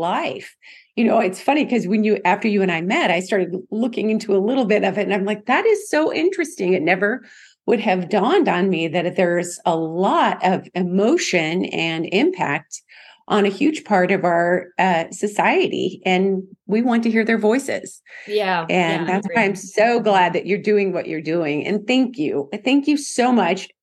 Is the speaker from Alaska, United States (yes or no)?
yes; Alaska, United States; moved away as an adult; now in Southern United States; I'm from Alaska originally. I mean, I wasn't born there, but I lived there for more than 50 years.